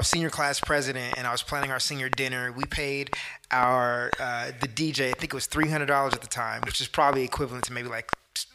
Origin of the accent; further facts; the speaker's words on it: Bay Area, California, United States; I'm from the Bay Area.